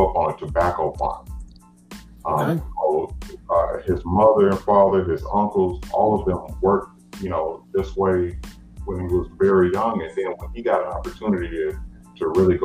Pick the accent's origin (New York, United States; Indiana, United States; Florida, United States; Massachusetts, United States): Florida, United States; Fort Myers; I'm from Fort Myers, Florida, a little country town down in Florida.